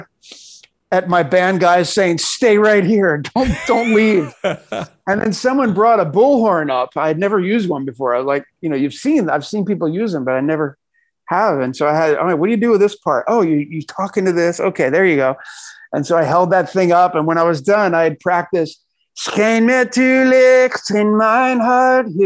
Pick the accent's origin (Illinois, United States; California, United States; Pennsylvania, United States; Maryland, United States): Pennsylvania, United States; Philadelphia; a kid growing up in Philadelphia